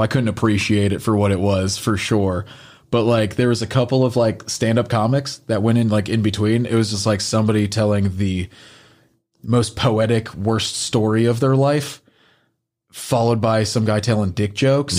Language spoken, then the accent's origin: English; the North, Northern United States, United States; being a Northerner